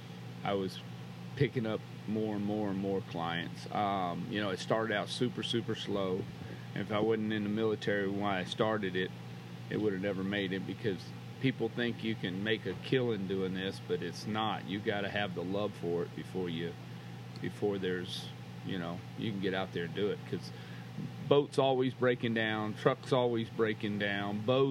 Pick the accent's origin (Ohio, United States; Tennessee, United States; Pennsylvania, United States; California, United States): Tennessee, United States; born or raised there; now in Texas, United States